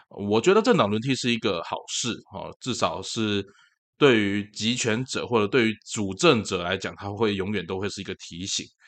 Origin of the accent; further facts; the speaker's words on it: Tainan, Taiwan; 我是台湾人，我在台南出生，我在台南长大